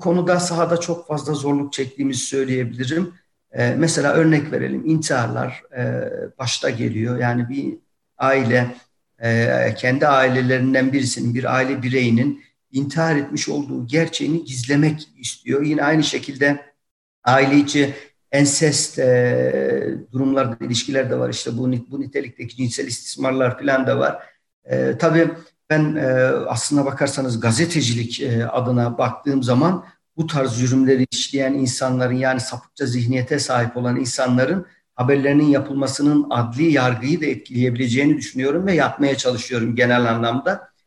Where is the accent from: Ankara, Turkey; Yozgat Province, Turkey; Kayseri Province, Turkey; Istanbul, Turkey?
Yozgat Province, Turkey; Yozgat; now in Tokat, Turkey; Benim memleketim Yozgat